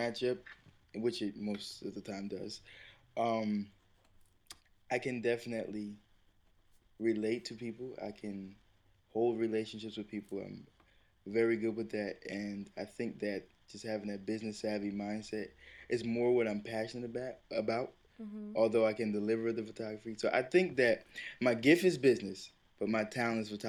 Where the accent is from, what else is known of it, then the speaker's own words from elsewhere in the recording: Plainfield, United States; I was born in Plainfield